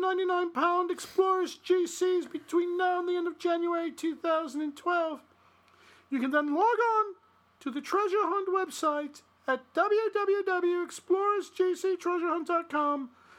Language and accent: English; England, United Kingdom; Well, you know, I'm from Northern England, not Northern Ireland, you know.